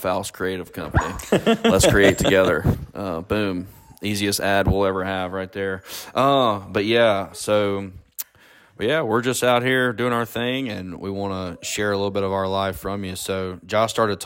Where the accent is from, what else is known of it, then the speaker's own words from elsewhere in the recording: Ackerman, Mississippi, United States; we grew up there